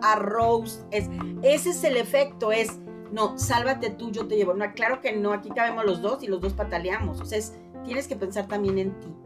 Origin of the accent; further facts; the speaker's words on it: Mexico; así somos los mexicanos